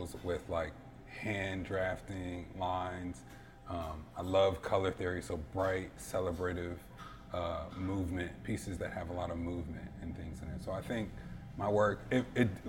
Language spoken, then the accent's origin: English; Philadelphia, Pennsylvania, United States; now in Richmond, United States; I grew up in Philadelphia